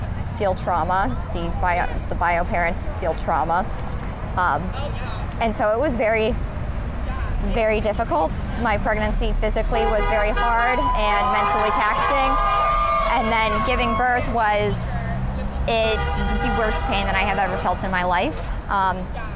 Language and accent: English; Colorado, United States; moved away as an adult; now in Columbus, United States; I'm from Colorado technically, but moved to Columbus 4 years ago